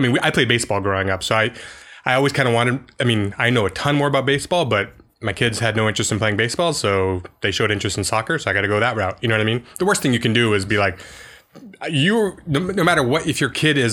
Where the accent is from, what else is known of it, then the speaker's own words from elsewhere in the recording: Seattle, Washington, United States; moved away; I grew up in Seattle in the dark ages of soccer.